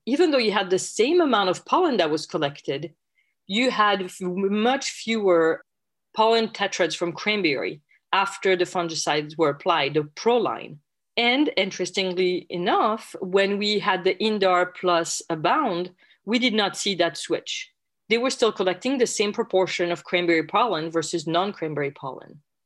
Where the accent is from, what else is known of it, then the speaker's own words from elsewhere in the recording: France; English is a second language; moved away as an adult; also born or lived in Logan, Utah, United States; now in United States; as you can probably tell from my accent, I'm originally from France